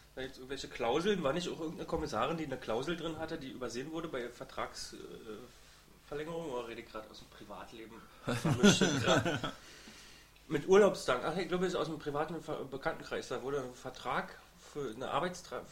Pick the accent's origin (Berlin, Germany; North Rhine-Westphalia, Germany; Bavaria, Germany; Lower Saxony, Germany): Berlin, Germany; Wir als Berliner